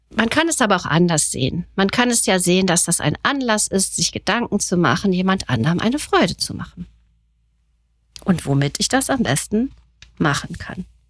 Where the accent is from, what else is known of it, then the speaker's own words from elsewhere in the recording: Germany; Bei uns in Deutschland